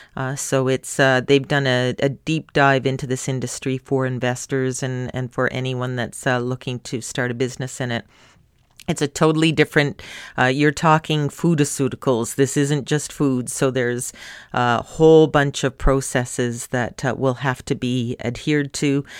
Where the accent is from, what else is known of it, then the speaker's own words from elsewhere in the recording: Canada; My home country of Canada